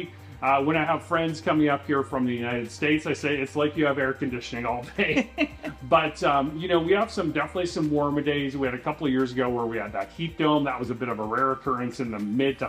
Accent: Manitoba, Canada; now in Calgary, Canada; I am from Manitoba, where I believe the provincial bird is the mosquito.

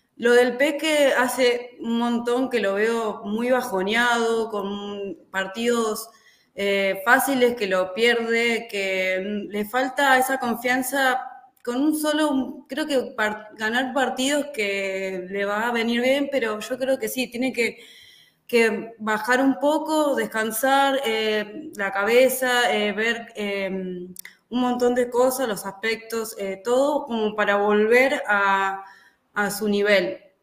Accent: Argentina; como argentinos

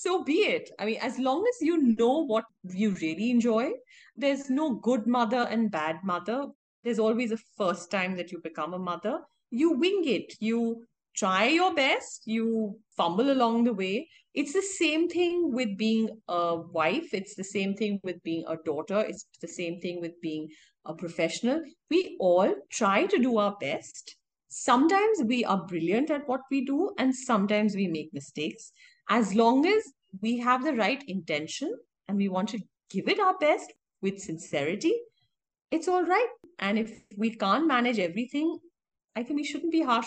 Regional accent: India; I'm an Indian, yes, I'm a woman, and yes, I'm an architect.

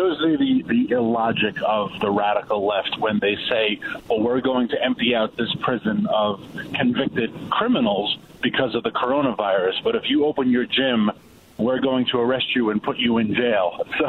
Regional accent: New York, United States; now in Washington, D.C., United States; I'm a New Yorker and I live in D.C.

